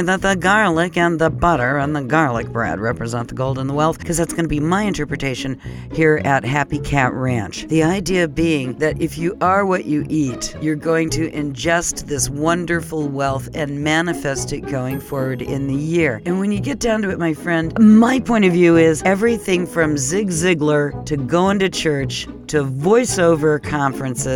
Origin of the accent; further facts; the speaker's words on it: Phoenix, Arizona, United States; moved away as an adult; also born or lived in New York; now in Minnesota, United States; I was actually raised on soul food in Phoenix, Arizona